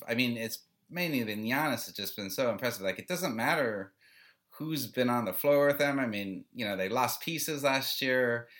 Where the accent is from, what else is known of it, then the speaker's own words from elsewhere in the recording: Phoenix, Arizona, United States; I'm from Phoenix, so